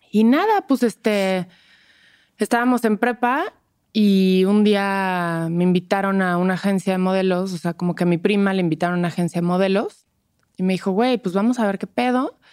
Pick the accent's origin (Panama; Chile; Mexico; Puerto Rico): Mexico; Toluca, State of Mexico; now in Mexico City, Mexico; yo vengo de Toluca